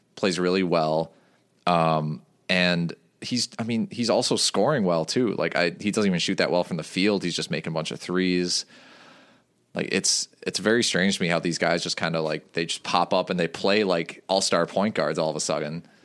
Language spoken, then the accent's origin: English; Waukesha County, Wisconsin, United States; now in Madison, United States; I grew up in Waukesha County